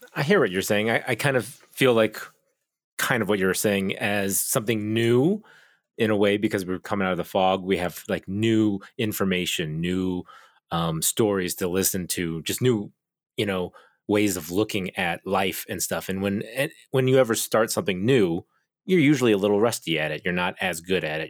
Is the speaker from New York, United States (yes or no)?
no; Oklahoma, United States; also born or lived in Korea; I was raised in Oklahoma, but I'm from Korea